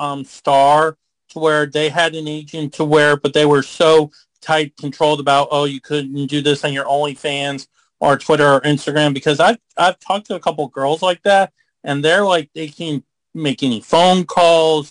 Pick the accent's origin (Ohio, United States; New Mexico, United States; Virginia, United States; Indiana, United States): New Mexico, United States; moved away; near my hometown where I used to live in New Mexico